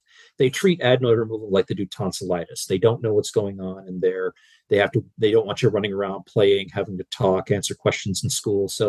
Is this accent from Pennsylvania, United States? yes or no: yes; Pennsylvania, United States; where I was raised in Pennsylvania